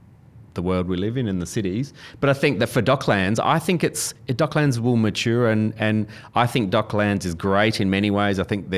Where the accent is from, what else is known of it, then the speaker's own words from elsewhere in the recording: Adelaide, South Australia, Australia; now in Melbourne, Australia; And I'm not a Melbournian. I grew up in Adelaide, live in Melbourne now.